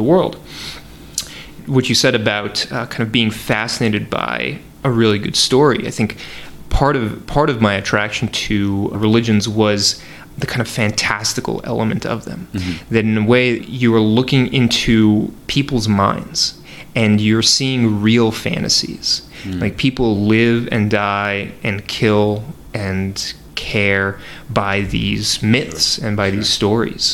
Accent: Northeast, United States; growing up in the Northeast

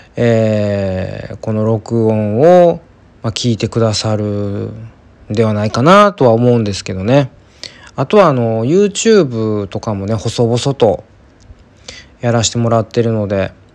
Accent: Kansai, Japan; 私はやっぱりその関西出身なんで

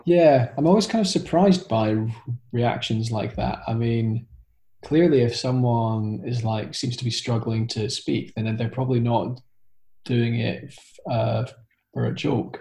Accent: Scotland, United Kingdom; now in London, United Kingdom; I'm currently living in London, although I'm originally from Scotland.

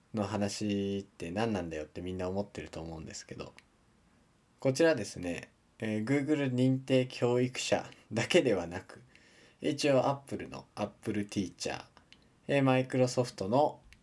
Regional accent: Japan; 自分の地元のですね S 県

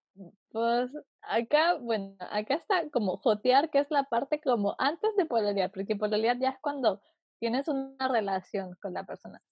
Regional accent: Puerto Montt, Los Lagos, Chile; also born or lived in Viña del Mar; now in Santiago, Chile; yo soy de Puerto Montt, que es un pueblito, no es un pueblo, es una ciudad sur de Chile

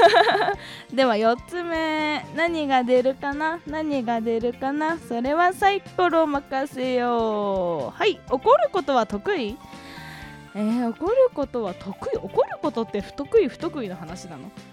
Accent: Hokkaido, Japan; 私の地元北海道

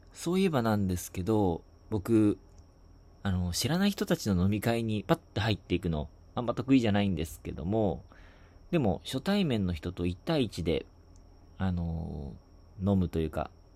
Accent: Shizuoka, Japan; 僕が受験した地元の静岡市の

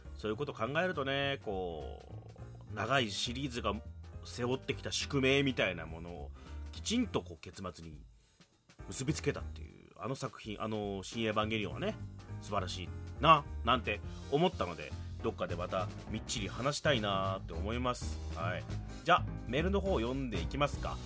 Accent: Fukuoka, Japan; moved away as an adult; now in Tokyo, Japan; 福岡から上京してきて東京

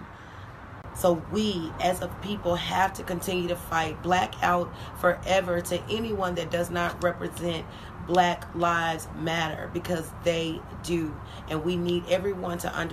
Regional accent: Memphis, Tennessee, United States; I'm just old country girl with city goals. I'm from Memphis, Tennessee.

